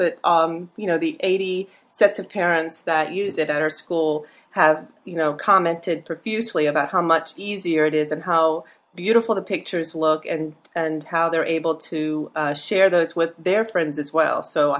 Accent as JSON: {"language": "English", "town": "Gainesville", "region": "Florida", "country": "United States", "tie": "born or raised there", "said": "I have become a professional family and portrait photographer here in my hometown in Gainesville, Florida."}